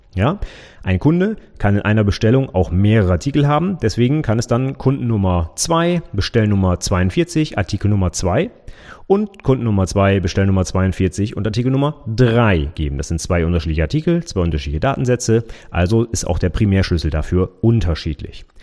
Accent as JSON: {"language": "German", "town": "Vechta", "region": "Lower Saxony", "country": "Germany", "tie": "born or raised there", "said": "Ich wohne in Fechter"}